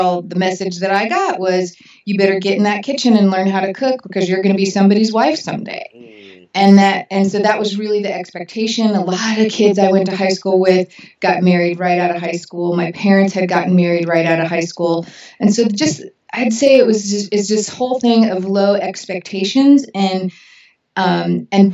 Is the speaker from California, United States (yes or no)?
yes; Orange County, Southern California, United States; I come from Southern California long before, you know, in Orange County specifically, long before it was the OC